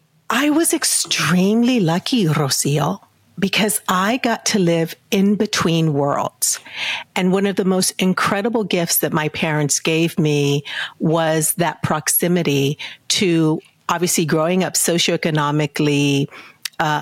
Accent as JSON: {"language": "English", "town": "San Antonio", "region": "Texas", "country": "United States", "tie": "born or raised there", "said": "And I grew up in San Antonio. I grew up in San Antonio, Texas."}